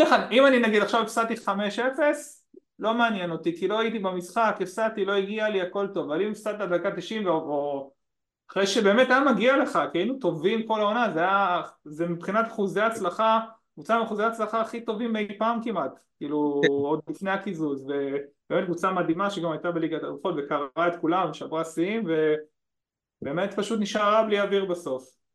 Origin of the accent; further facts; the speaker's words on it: Ashdod, Southern District, Israel; moved away; אני מאשדוד במקור